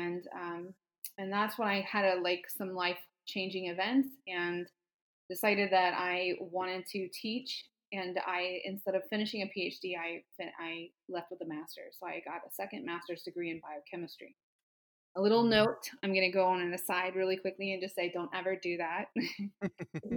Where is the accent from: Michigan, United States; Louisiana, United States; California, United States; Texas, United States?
Louisiana, United States; I am from Louisiana